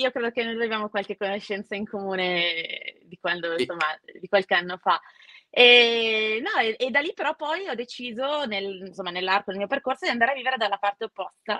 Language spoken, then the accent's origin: Italian; Milan, Lombardy, Italy; Io sono nata a Milano, una delle ormai non, non siamo tantissimi